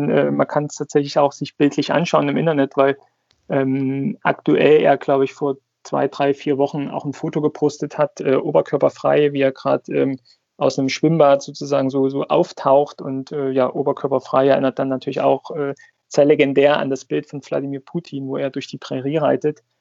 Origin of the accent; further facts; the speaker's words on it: Saxony, Germany; aufgewachsen in der Region, dann durch äh, Familie, durch meinen Vater zum, äh, zum Club Wismut Aue gekommen, schon als äh, Kleinkind mit fünf, mit sechs im Stadion gewesen, noch zu DDR-Oberliga-Zeiten